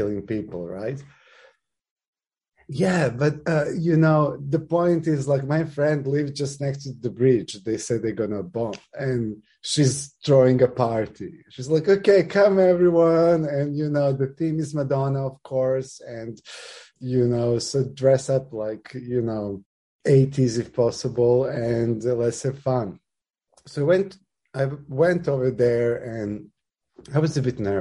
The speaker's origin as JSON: {"language": "English", "town": "Belgrade", "country": "Serbia", "tie": "born or raised there", "moved": "as an adult", "lives_now": "Japan", "said": "I'm from Serbia"}